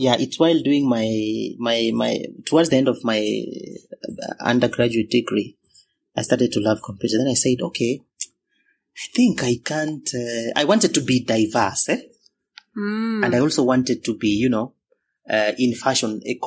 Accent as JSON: {"language": "English", "country": "Kenya", "also_born_or_lived": "India", "moved": "as an adult", "said": "being Kenyan, never been abroad before, never been even to Uganda. I was, you know, purely Kenyan."}